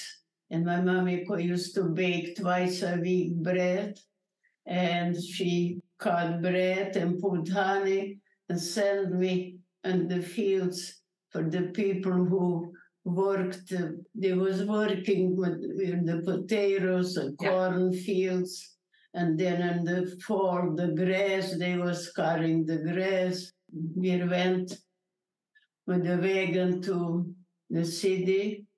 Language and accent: English; Berehove, Zakarpattia Oblast, Ukraine; English is a second language; I'm a Holocaust survivor, and I'm from Czechoslovakia.